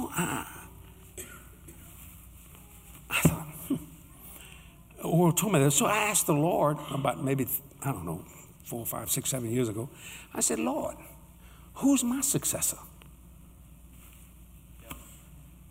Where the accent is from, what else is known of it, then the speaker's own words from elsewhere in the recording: United States; I'm an American